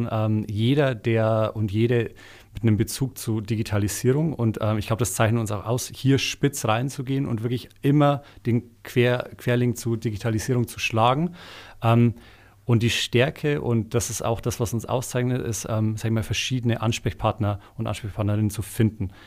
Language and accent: German; Bavaria, Germany; Ich komme nicht mal aus Eichstätt selber, sondern aus einem kleinen Dorf in der Nähe davon deshalb äh, ist natürlich ähm, mit dem Dialekt auch so eine, so eine Sache, den wird man dann nicht mehr los, wenn man in so einem äh, Mikrokosmos aufgewachsen